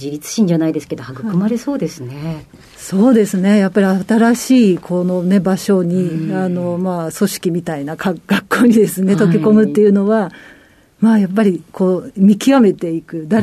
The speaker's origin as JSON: {"language": "Japanese", "region": "Tokyo", "country": "Japan", "said": "東京都です。"}